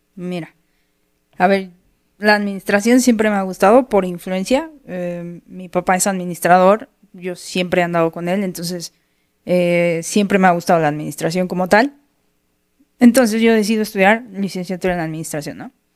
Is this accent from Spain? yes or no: no; Mexico; aquí en México es algo que, desde chiquito tienes mucho